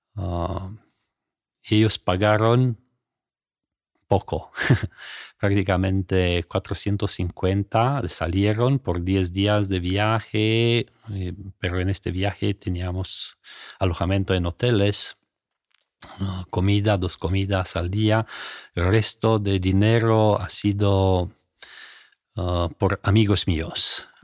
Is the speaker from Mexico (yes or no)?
no; Romania; Spanish is a second language; moved away as an adult; yo vino de Rumanía